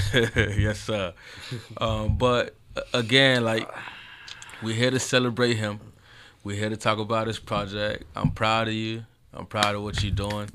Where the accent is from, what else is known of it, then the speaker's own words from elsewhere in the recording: Homestead, Florida, United States; I'm from Homestead, Florida.